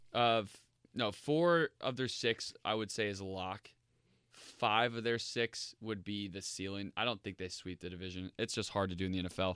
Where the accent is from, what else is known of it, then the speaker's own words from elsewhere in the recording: Indianapolis, Indiana, United States; I live, I grew up in Indianapolis